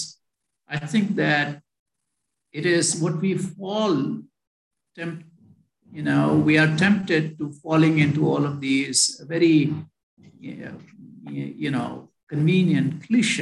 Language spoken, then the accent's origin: English; India; moved away as an adult; I was born in India. I went to medical school in India